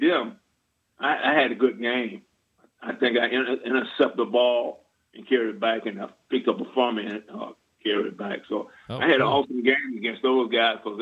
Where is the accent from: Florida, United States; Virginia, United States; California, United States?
Florida, United States; Auburndale; I'm from Auburndale